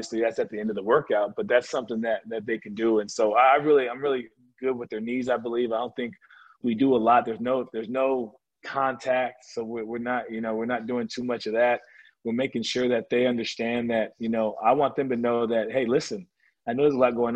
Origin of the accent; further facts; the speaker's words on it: California, United States; I grew up in California